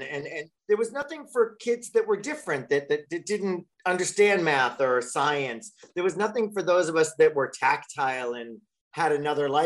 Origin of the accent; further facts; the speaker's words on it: Long Island, New York, United States; I grew up in Long Island. I was a kid in Long Island